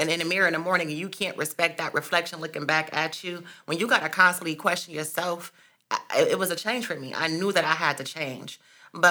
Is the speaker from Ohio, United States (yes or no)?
yes; Akron, Ohio, United States; I'm from Akron, Ohio. The west side, Diagonal, Mercer, the area